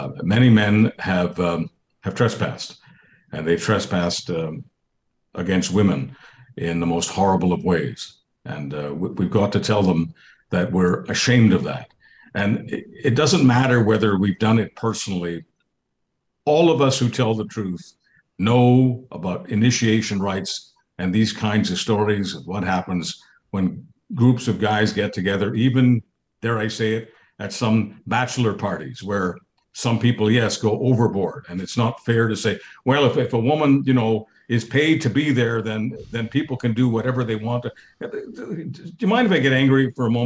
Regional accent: Montreal, Quebec, Canada; I come from Montreal.

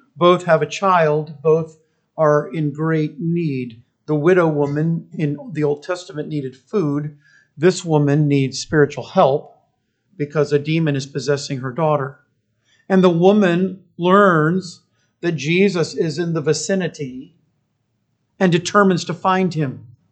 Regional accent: United States

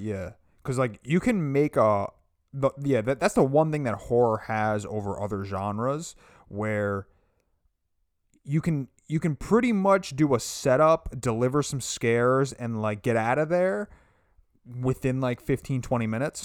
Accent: United States; as an American

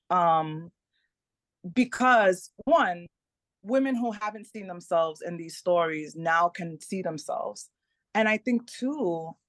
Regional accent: Dominican Republic; first language Spanish; English is a second language; also born or lived in United States; So my parents are from the Caribbean. I'm I'm

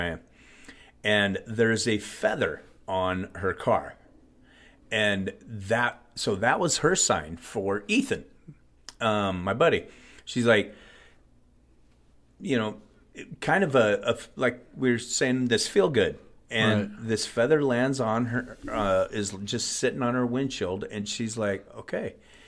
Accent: Nebraska, United States; now in Denver, United States; We grew up in Nebraska.

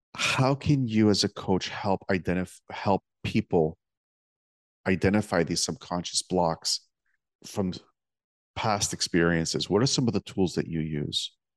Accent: Toronto, Ontario, Canada; my hometown, well, near my hometown of Toronto

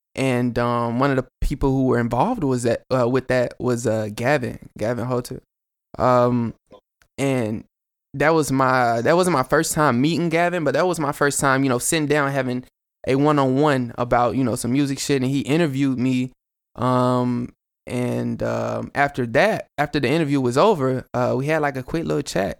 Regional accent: Chattanooga, Tennessee, United States; I'm from Chat

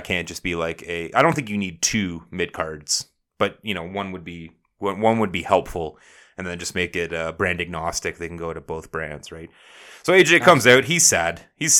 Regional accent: Canada; Yeah, I'm a garbage human. I'm Canadian garbage human.

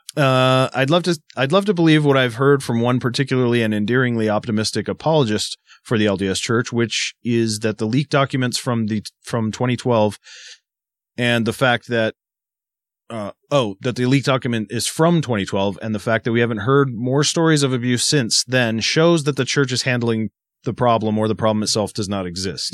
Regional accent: Massachusetts, United States; growing up in Massachusetts

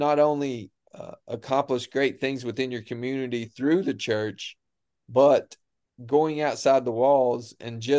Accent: Appalachia, United States; moved away as an adult; the way we grew up in the Bible Belt, of how we grew up

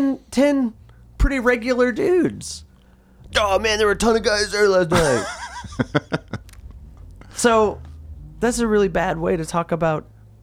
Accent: United States; I'm an American.

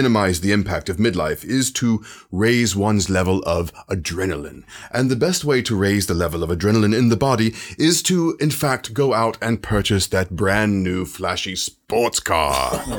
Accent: London, United Kingdom; I am from London, of course, and have been a practicing psychologist for a number of years

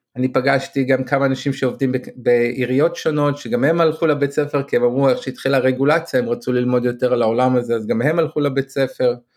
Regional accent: Israel; accent: Israeli; המבטא הישראלי שלי

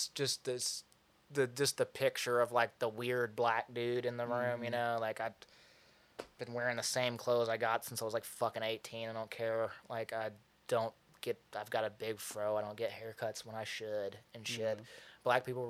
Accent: McMinnville, Tennessee, United States; It's whiter than my hometown. I'm from a place called McMinnville, Tennessee.

